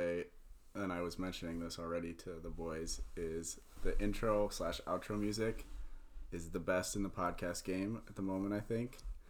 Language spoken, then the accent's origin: English; Madison, Wisconsin, United States; moved away; also born or lived in Iowa; I am originally from Madison, Wisconsin.